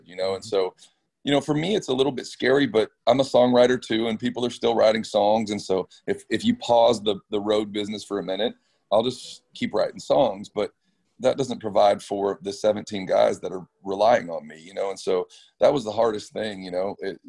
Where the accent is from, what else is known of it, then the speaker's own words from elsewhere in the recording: Orange County, California, United States; I was raised in Orange County